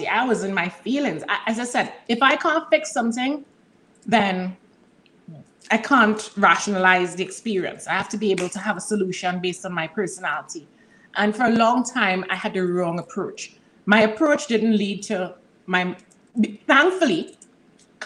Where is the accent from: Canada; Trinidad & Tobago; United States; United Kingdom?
Trinidad & Tobago; I'm from Trinidad and Tobago